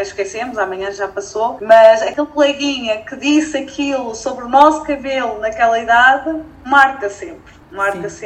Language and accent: Portuguese; Felgueiras, Norte, Portugal; sou daqui, nasci em Felgueiras